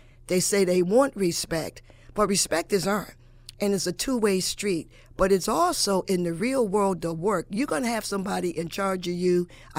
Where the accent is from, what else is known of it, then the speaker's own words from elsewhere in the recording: Hartford, Connecticut, United States; now in New Britain, United States; I'm originally from Hartford, and we could not do what we do in New Britain and Hartford. And that's just my opinion, but growing up there, I know it was not done.